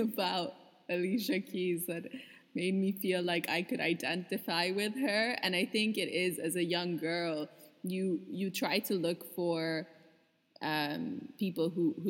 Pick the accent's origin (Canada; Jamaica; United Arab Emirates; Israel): United Arab Emirates; Dubai; from my Colombian-ness or Pakistani-ness. The influences that I've had growing up in Dubai.